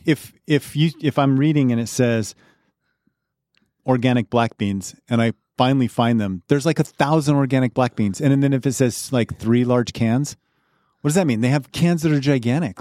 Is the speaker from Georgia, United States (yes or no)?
no; Colorado, United States; moved away; I grew up in Colorado, so we had Safeway and King's Supers